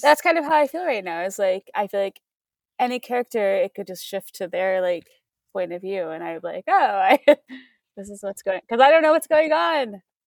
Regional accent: Missouri, United States; I grew up in Missouri

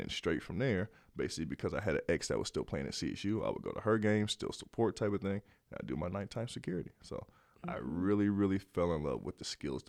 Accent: Omaha, Nebraska, United States; also born or lived in Loveland, Colorado; I mean, I'm from Omaha.

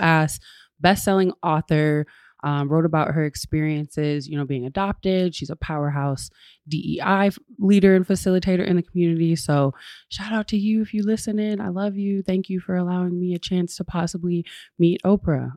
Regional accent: West Michigan, United States; now in Grand Rapids, United States; I grew up in West Michigan

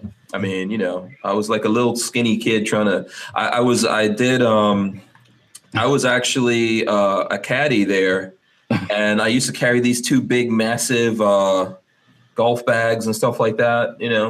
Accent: New York City, New York, United States; moved away; also born or lived in Guyana; I grew up in New York

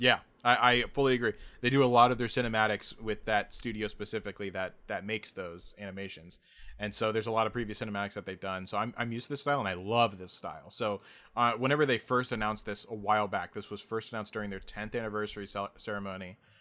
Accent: United States; as an American

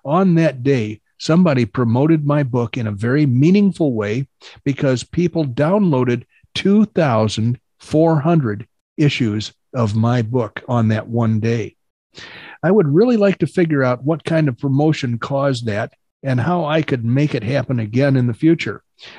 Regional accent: Florida, United States; I grew up in Florida and had a bunch of old farts around me growing up

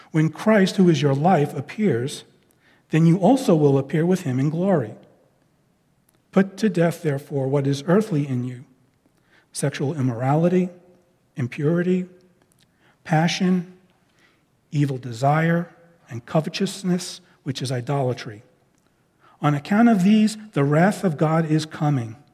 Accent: Northeast, United States; it was like old, old hometown week when we were, we were together because those of us from the Northeast, we kind of think in similar ways.

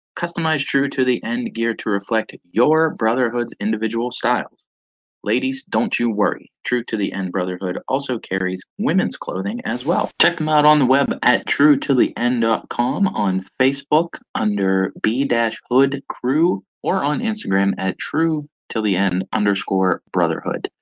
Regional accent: Pittsburgh, Pennsylvania, United States; born and raised in Pittsburgh, PA

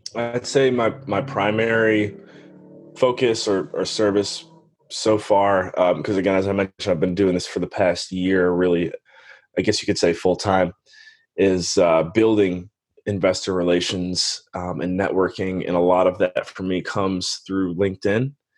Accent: Cleveland, Ohio, United States; born or raised there; moved away as an adult; also born or lived in Western Pennsylvania / Belize

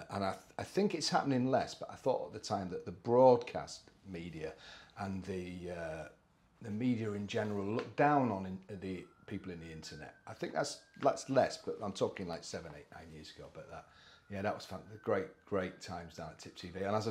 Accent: Scarborough, Yorkshire and the Humber, United Kingdom; born there; Yeah, I was born in Scarborough, not from a racing background at all. So fairly near Malton

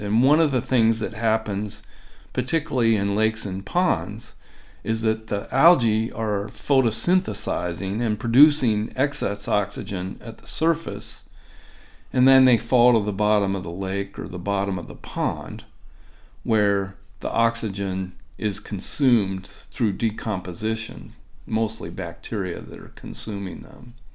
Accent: Ohio, United States; now in Minnesota, United States; I grew up in the Midwest, uh, but not in Minnesota. I grew up in Ohio

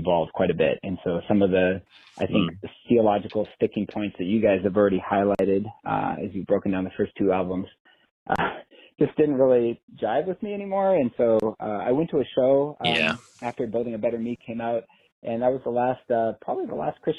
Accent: San Diego, California, United States; now in Sioux Falls, United States; I grew up in San Diego

